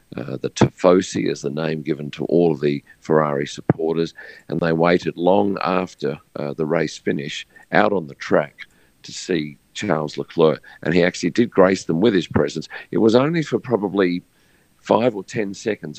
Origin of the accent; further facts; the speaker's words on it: Australia; being an Australian from the other side of the world